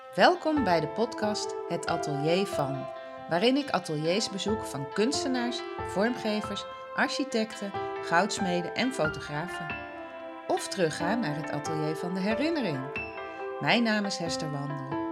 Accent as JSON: {"language": "Dutch", "town": "Schagen", "region": "North Holland", "country": "Netherlands", "tie": "born or raised there", "moved": "as an adult", "said": "ik kom ook uit Schagen, tenminste. Daar heb ik van mijn vierde tot mijn achttiende gewoond."}